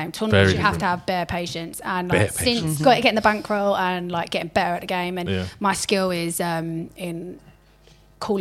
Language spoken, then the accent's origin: English; Essex, East of England, United Kingdom